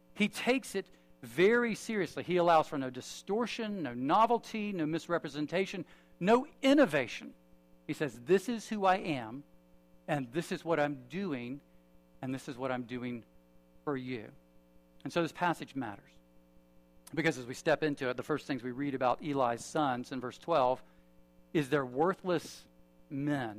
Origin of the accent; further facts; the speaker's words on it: United States; I'm an American